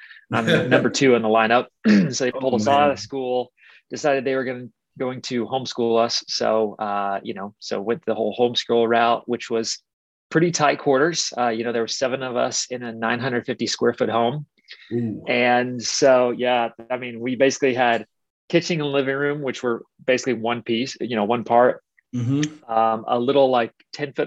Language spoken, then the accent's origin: English; Wichita, Kansas, United States; I grew up in Wichita, Kansas, which is, you know, it's the biggest city in Kansas